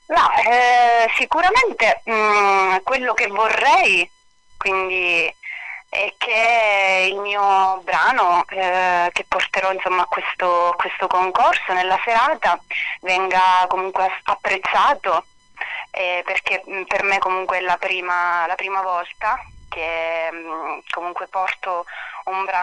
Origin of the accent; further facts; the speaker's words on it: Castellana Sicula, Sicily, Italy; Io sono della provincia di Palermo, un paesino che si chiama Castellana Sicula ed è ah. sulle catene montuose praticamente delle Madonie, Madonie, in Sicilia.